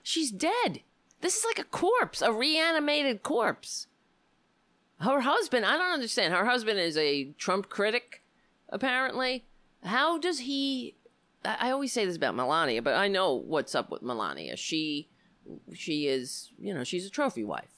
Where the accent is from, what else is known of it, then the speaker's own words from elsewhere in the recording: New York City, New York, United States; moved away; I lived on Staten Island my entire, well, I grew up there. I don't live there now